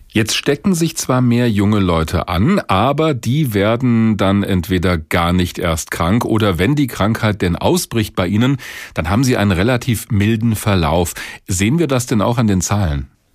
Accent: Hesse, Germany; bei uns in Hessen

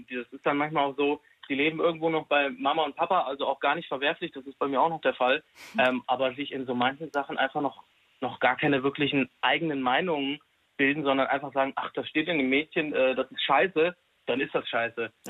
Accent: Hesse, Germany; Wir kommen jetzt aus der Nähe von Fulda, das kennt man irgendwo noch, sage ich mal.

